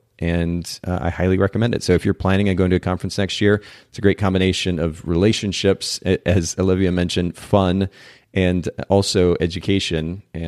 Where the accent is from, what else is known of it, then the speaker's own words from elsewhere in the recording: Japan; English is a second language; I grew up in Japan, spent about 10 years of my life there.